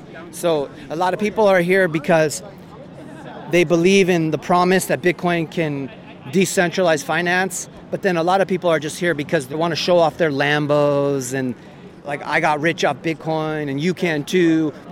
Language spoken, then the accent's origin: English; California, United States; I'm from California